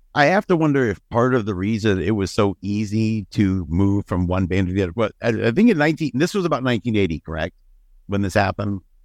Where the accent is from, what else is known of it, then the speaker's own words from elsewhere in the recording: Ohio, United States; growing up in Gun Rack, Ohio